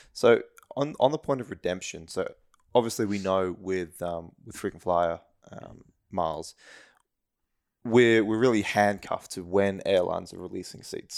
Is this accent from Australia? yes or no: yes; Australia; as an Australian